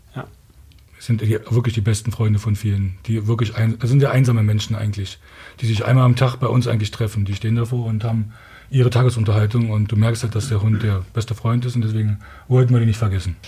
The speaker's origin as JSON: {"language": "German", "region": "Berlin", "country": "Germany", "said": "Wir kommen hier aus Ostberlin da hinten. Meine Eltern sind da groß geworden"}